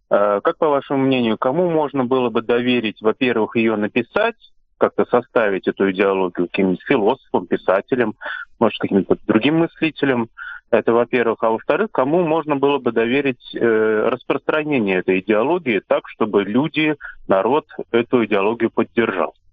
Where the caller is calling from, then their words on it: Saint Petersburg, Russia; я из Санкт-Петербурга.